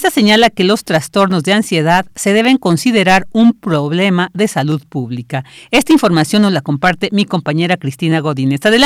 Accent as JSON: {"language": "Spanish", "country": "Mexico", "said": "somos los mexicanos somos tan creativos para estas cosas"}